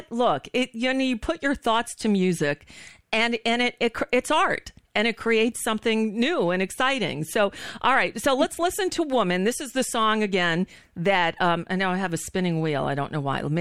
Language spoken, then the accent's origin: English; Long Island, New York, United States; moved away as an adult; also born or lived in Manhattan, New York; now in New Orleans, United States; I'm originally from Long Island, New